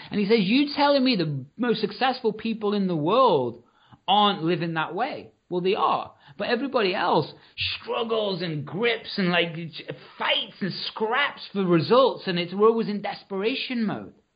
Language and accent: English; Liverpool, North West England, United Kingdom; I'm from Liverpool